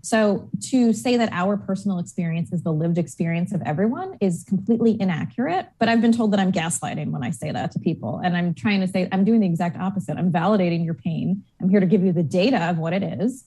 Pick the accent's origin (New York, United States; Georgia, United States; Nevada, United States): New York, United States; Long Island; now in Portland, United States; I grew up on the complete opposite coast in New York, um, on Long Island specifically